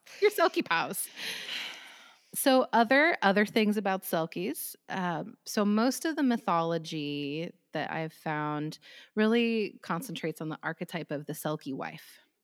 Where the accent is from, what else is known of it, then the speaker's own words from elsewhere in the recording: United States; I'm from the United States